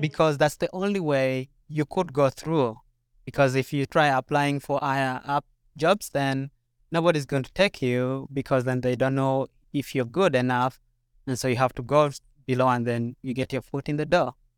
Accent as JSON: {"language": "English", "country": "Uganda", "moved": "as an adult", "lives_now": "Minnesota, United States", "said": "So, yeah, I came two years ago from Uganda, and I came to do a master's degree."}